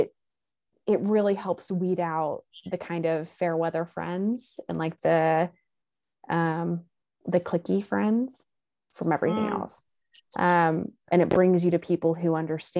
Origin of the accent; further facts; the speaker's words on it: Texas, United States; moved away; I'm from Texas.